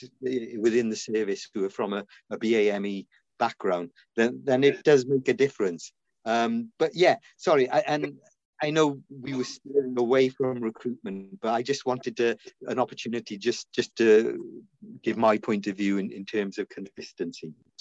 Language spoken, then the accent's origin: English; Cardiff, Wales, United Kingdom; born or raised there; also born or lived in India